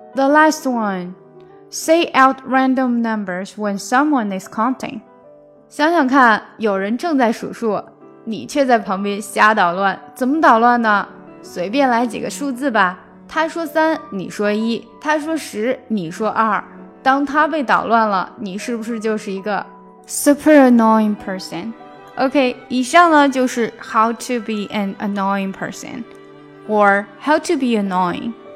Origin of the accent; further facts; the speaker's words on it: China; 我们中国人